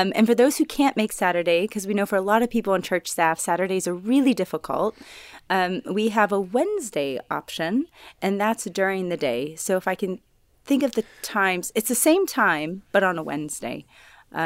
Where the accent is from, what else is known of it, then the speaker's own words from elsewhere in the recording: Pittsburgh, Pennsylvania, United States; I am from Pittsburgh, Pennsylvania in the States